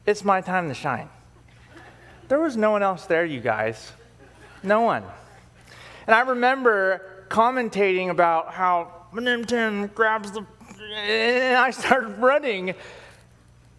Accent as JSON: {"language": "English", "town": "San Diego", "region": "California", "country": "United States", "tie": "born or raised there", "said": "in 1994, when I was a little boy, in my hometown of San Diego"}